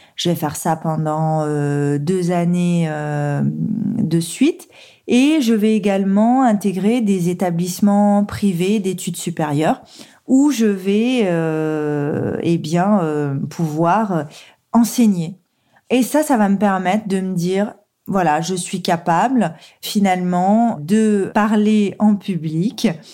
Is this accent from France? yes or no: yes; Saône-et-Loire, Bourgogne-Franche-Comté, France; moved away as an adult; also born or lived in Lyon; je suis originaire du département de la Saône-et-Loire